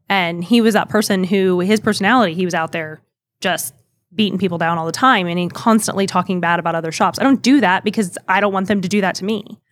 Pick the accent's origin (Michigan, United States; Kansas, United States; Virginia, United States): Kansas, United States; moved away as an adult; also born or lived in Oklahoma; my hometown back in Kansas